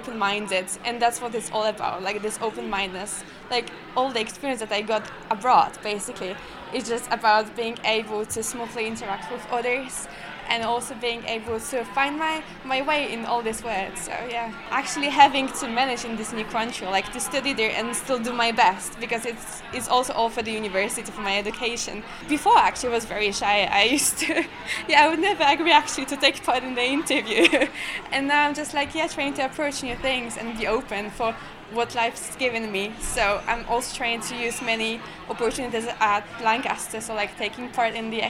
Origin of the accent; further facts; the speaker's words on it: near Krakow, Lesser Poland, Poland; moved away as an adult; also born or lived in Italy; I come from Poland. It's very close to Krakow, yeah, from the south of Poland.